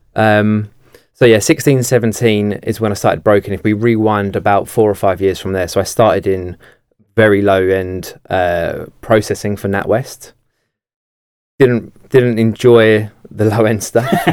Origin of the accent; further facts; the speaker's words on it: Kent, South East England, United Kingdom; I'm from Kent